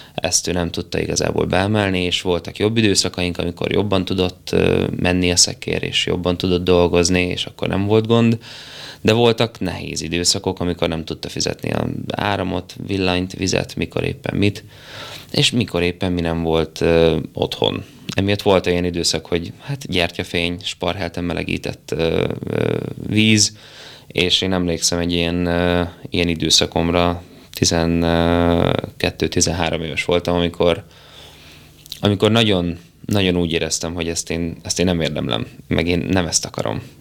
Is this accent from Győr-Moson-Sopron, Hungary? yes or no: no; Kisgyőr, Borsod-Abaúj-Zemplén, Hungary; also born or lived in Szikszó; Én szikszon születtem egy kis kórházban, később Kisgyőrbe költöztünk, és én Kisgyőrt tartom az otthonomnak. Az egy pici falu Miskolc felett a, a bükkben